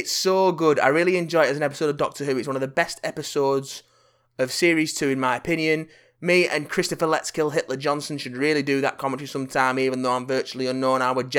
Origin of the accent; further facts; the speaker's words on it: Bradford, Yorkshire and the Humber, United Kingdom; even though I'm from Bradford and sound nothing like that, so I'm honoured.